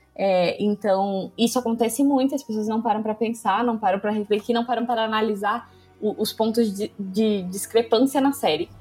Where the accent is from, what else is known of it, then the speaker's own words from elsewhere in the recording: Brazil; eu sou brasileira